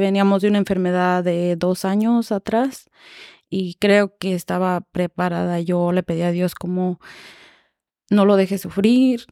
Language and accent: Spanish; Irapuato, Guanajuato, Mexico; moved away as an adult; Yo soy de Irapuato, Guanajuato, bueno, un pueblito de Irapuato, Guanajuato, se llama La Trinidad Temascatío